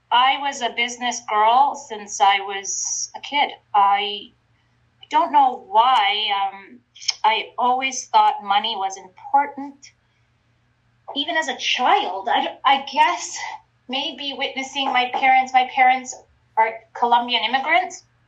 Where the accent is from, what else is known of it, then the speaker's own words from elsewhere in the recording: Ontario, Canada; I was raised in Ontario